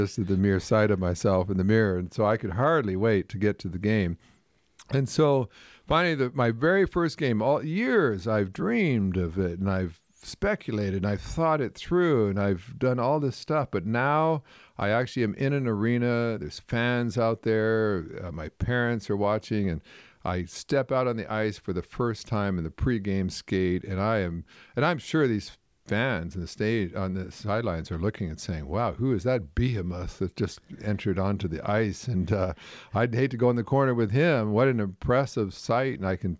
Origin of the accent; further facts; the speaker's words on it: Canada; I remember years ago, I grew up in Canada, and I remember watching people play hockey